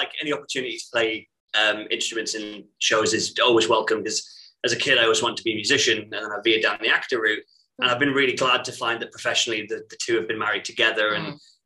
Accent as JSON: {"language": "English", "town": "Stockton-on-Tees", "region": "North East England", "country": "United Kingdom", "moved": "yes", "lives_now": "London, United Kingdom", "said": "I am from Stockton-on-Tees"}